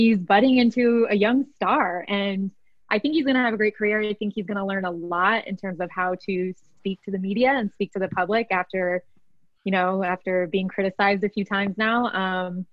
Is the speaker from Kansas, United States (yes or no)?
no; Colorado, United States; moved away; also born or lived in Utah; I'm originally from Colorado.